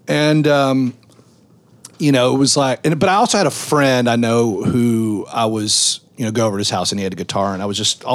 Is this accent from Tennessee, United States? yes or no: yes; Memphis, Tennessee, United States; we're in Opera Memphis